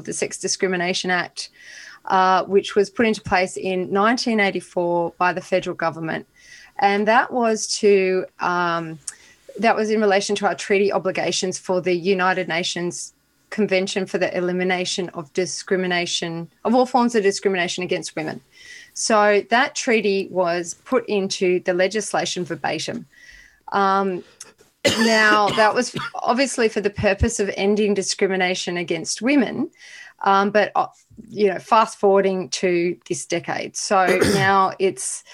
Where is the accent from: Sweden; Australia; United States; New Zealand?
Australia; being Australian for a European person of European descent, I'm as Australian as you can be